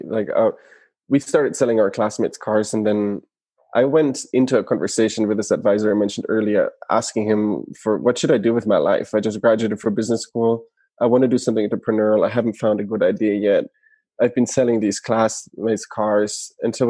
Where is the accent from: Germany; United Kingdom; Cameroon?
Germany; moved away as an adult; now in United States; originally from Germany, born and raised in Germany